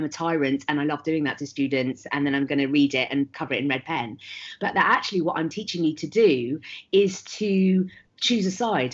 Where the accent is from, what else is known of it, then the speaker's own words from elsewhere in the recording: Leicester, East Midlands, United Kingdom; I grew up in Leicester in the 1980s